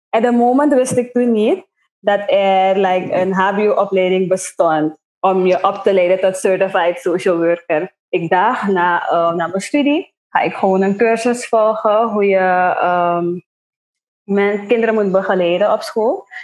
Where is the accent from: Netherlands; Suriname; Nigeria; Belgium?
Suriname; Nickerie; moved away as an adult; now in Paramaribo, Suriname; ik ben van Nikeri